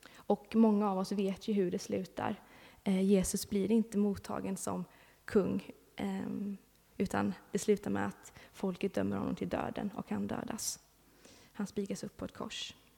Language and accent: Swedish; Sweden; moved away; jag bor inte här just nu, men jag har bott här, jag är uppvuxen här i Backa